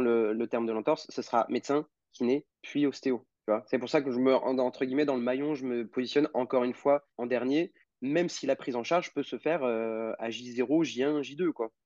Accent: Normandy, France; now in Lyon, France; je suis originaire de Normandie

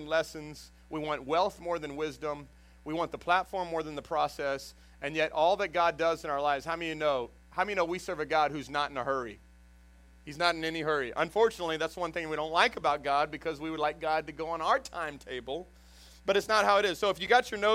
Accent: Houston, Texas, United States; also born or lived in Dallas area, Texas; now in Jennings, United States; I came from Houston. That's where I was originally from, and the Dallas area

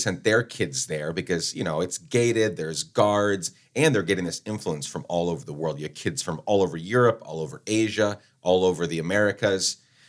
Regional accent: Guatemala City, Guatemala Department, Guatemala; So when I think about childhood growing up in Guatemala, you know, kidnappings, murders, like all the crazy stuff happening. We lived right in the heart of Guatemala City.

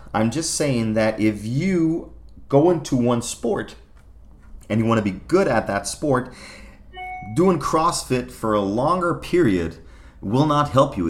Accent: Germany; Growing up in Germany then and performing for the German national squad in figure skating.

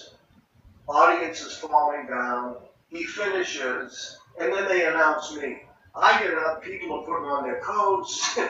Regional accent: Boston, Massachusetts, United States; moved away; we're both from Boston

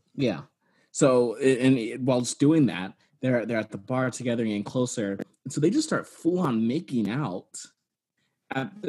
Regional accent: Texas, United States; I'm from Texas and did not have sex ed

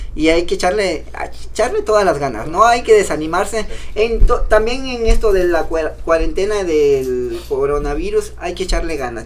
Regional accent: Cintalapa, Chiapas, Mexico; de allá soy de, de Vista Hermosa, municipio de Cintalapa

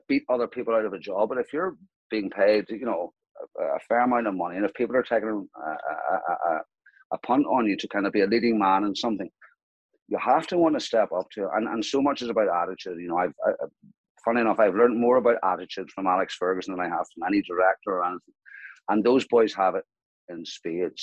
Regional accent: County Antrim, outside Broughshane, Northern Ireland, United Kingdom; I was born in County Antrim, in a very, very rural part of County Antrim, outside Brashea. My father was my school headmaster

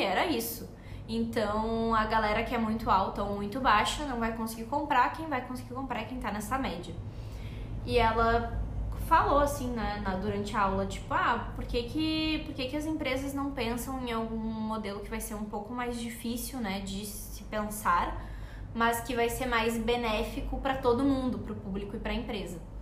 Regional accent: Porto Alegre, Rio Grande do Sul, Brazil; a gente é de Porto Alegre, a marca fica em Porto Alegre.

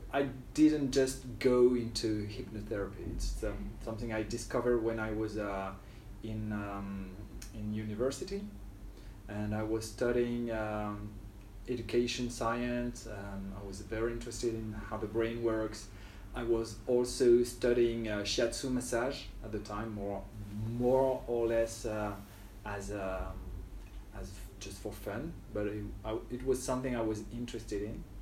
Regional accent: near Lille, Hauts-de-France, France; moved away as an adult; now in Ho Chi Minh City, Vietnam; So, well, I grew up in France near a big city, but not like near, it was near Lille.

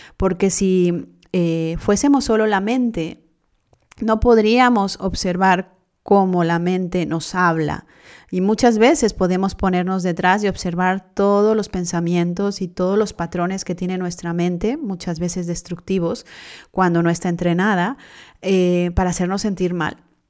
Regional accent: Mexico; yo soy mexicana

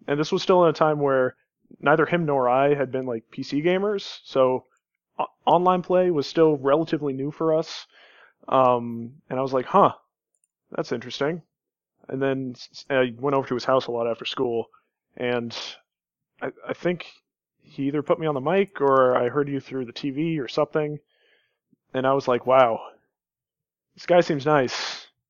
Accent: Kansas, United States; I grew up in Kansas.

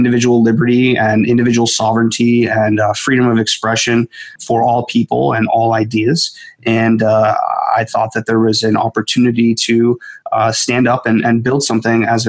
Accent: Scranton, Pennsylvania, United States; moved away as an adult; also born or lived in Silicon Valley; I am born and raised in Scranton, Pennsylvania

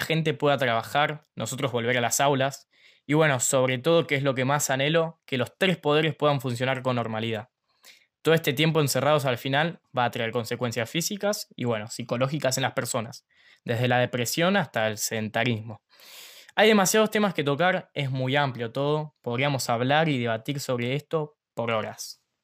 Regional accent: Ushuaia, Tierra del Fuego, Argentina; Tengo 16 años, nací acá en Ushuaia, voy al Colegio Nacional de Ushuaia

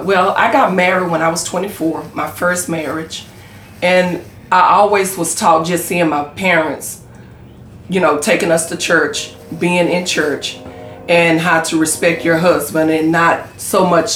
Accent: Corsicana, Texas, United States; And I was born and raised in Corsicana.

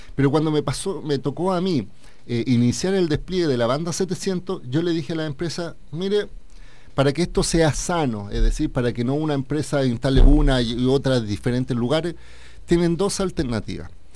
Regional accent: Chile

